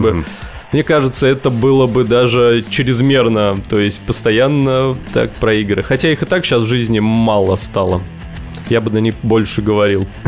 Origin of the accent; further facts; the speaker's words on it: Tver, Tver Oblast, Russia; also born or lived in Zelenograd; я из Твери.